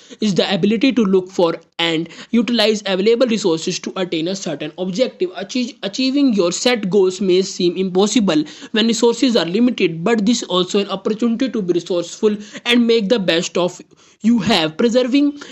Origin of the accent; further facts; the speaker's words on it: India; I am from India